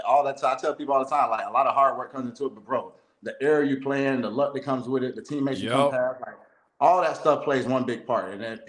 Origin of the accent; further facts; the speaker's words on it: Lakeland, Florida, United States; I'm from Lakeland, Florida, bro.